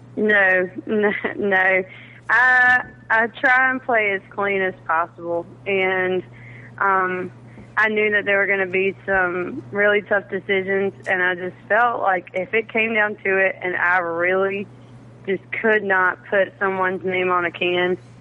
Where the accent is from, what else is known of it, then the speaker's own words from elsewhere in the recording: South Carolina, United States; I'm from South Carolina, the home of the fighting Gamecocks